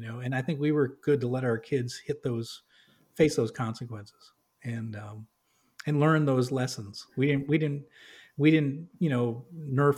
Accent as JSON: {"language": "English", "region": "New England", "country": "United States", "tie": "born or raised there", "said": "I grew up in New England"}